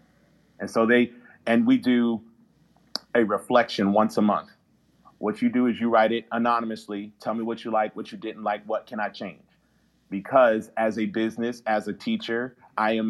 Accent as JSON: {"language": "English", "town": "Baltimore", "region": "Maryland", "country": "United States", "said": "I'm a kid from Baltimore"}